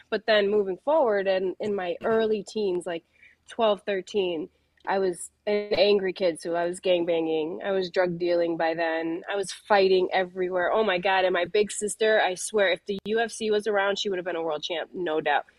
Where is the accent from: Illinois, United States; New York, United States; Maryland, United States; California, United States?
Illinois, United States; Chicago; I come from, uh, Pilsen. I'm from Chicago